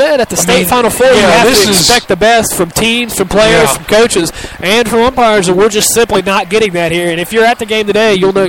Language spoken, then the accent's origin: English; Ohio, United States; And we're from Southern Ohio, so we've seen some bad ones.